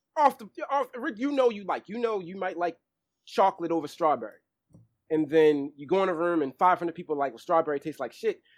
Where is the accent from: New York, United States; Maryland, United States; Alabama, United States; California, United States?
Maryland, United States; Baltimore; I knew fashion was something big growing up in Baltimore